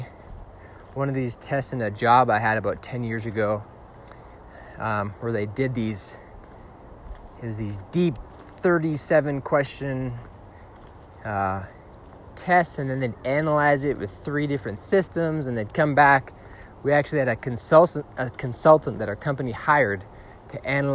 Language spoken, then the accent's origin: English; Hingham, Massachusetts, United States; I grew up in Hingham, Massachusetts, the youngest of eight